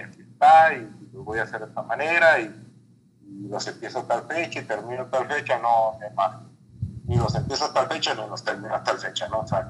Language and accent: Spanish; Mexicali, Baja California, Mexico; also born or lived in Torreón; Yo voy del desierto, yo nací en Mexicali, aquí hay años en los que llueve